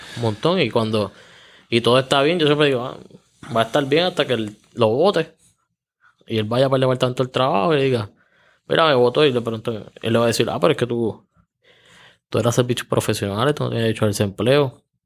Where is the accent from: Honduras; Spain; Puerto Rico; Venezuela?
Puerto Rico; Juncos; Yo soy natural de Junco